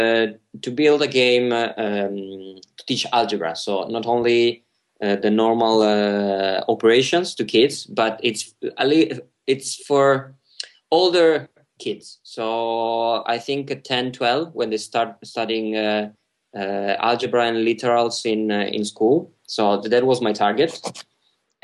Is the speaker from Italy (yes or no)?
yes; Italy; now in Amsterdam, Netherlands; I'm from Italy, and you can easily tell from my name, too